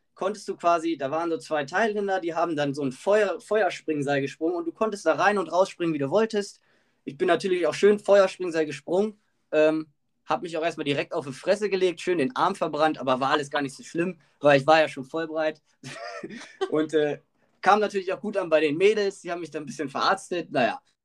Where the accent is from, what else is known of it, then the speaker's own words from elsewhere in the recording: Germany; ich natürlich als Deutscher